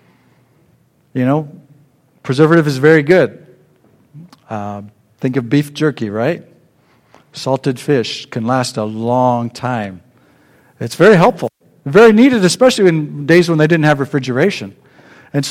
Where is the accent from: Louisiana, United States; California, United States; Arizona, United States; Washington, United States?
California, United States; Sacramento; I grew up in Sacramento